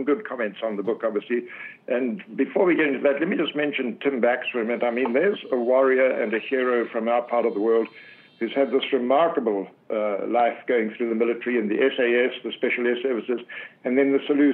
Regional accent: Zimbabwe; I was a young boy growing up in Southern Africa

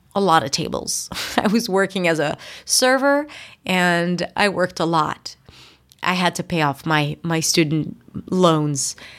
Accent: Israel; English is a second language; moved away as an adult; also born or lived in New York; I just moved to New York and I'm from Israel

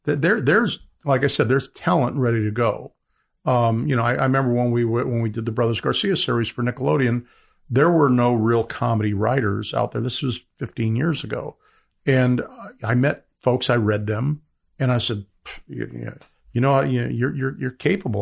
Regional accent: Colorado, United States; moved away as an adult; also born or lived in Los Angeles; I was a guy from Colorado

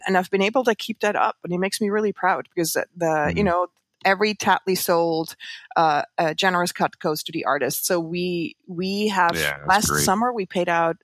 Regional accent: Switzerland; moved away as an adult; now in New York, United States; I grew up in the Swiss countryside

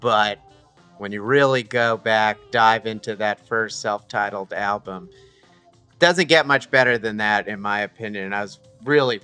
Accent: New Jersey, United States; I am from New Jersey

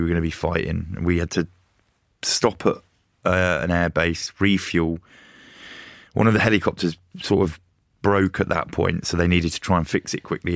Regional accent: Luton, East of England, United Kingdom; growing up in Luton

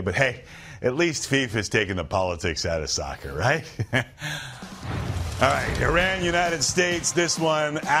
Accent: Canada; as a Canadian

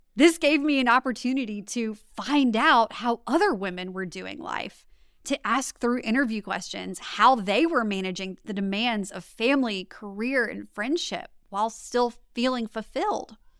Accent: Louisiana, United States; also born or lived in Washington, District of Columbia, United States; I'm from Louisiana, born and raised

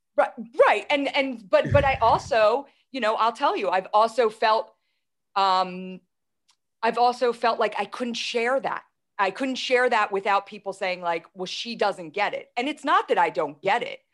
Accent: Philadelphia, Pennsylvania, United States; I'm from Philadelphia

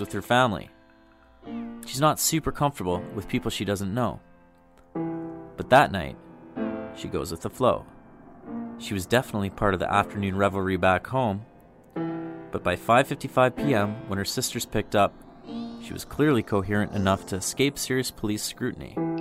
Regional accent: Kenora, Ontario, Canada; moved away; I grew up in the community

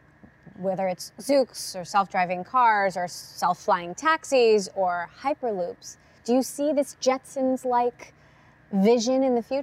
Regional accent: Hawaii, United States; I'm from Hawaii. Kauai all the way. North Shore.

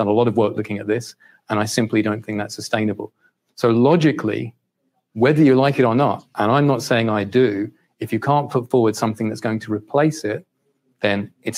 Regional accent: United Kingdom; also born or lived in 9 different countries; given that I'm a Brit, as you can hear. I work for a bank based in Singapore, which is a long way from here.

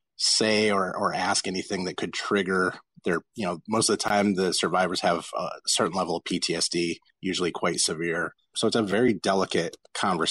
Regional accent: Los Angeles, California, United States; I grew up in South Central Los Angeles in gang neighborhoods

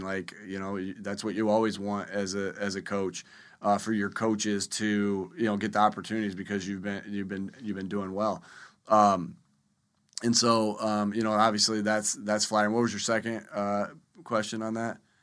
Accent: Jamestown, New York, United States; moved away; I grew up in the Northeast over there in Jamestown, New York

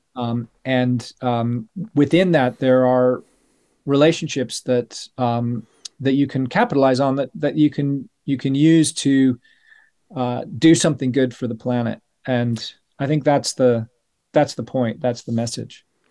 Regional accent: Denver, Colorado, United States; moved away as an adult; now in United Kingdom; I was growing up in Colorado, and Saint Francis is the patron saint of Denver, where I was born

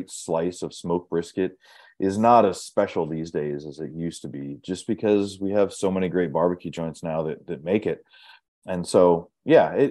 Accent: Ohio, United States; moved away as an adult; now in Dallas, United States; when I was growing up in Ohio

